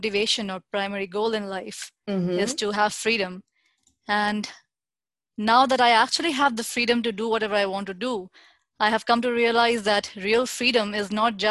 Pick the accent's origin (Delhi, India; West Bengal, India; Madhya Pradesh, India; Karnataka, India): Delhi, India; New Delhi; I'm born and brought up in India, New Delhi